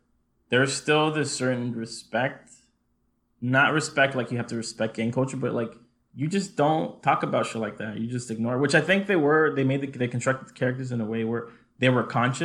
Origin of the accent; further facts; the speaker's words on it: Lynwood, California, United States; also born or lived in Compton; we grew up in Linwood